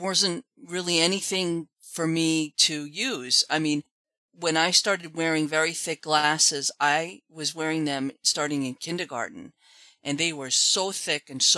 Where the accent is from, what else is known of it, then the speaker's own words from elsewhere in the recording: Mamaroneck, New York, United States; I am from New York. Grew up in a little town called Mamaroneck